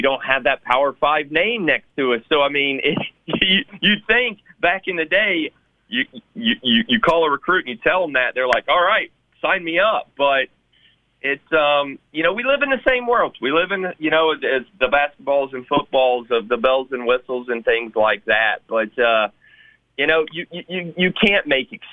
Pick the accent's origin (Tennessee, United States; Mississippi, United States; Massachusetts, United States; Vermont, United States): Tennessee, United States; Memphis; I'm very blessed to be able to do this in my hometown